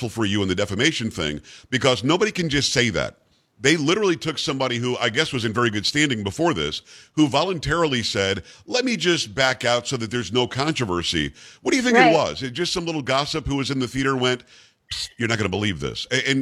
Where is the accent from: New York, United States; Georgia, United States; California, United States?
New York, United States; I'm from New York originally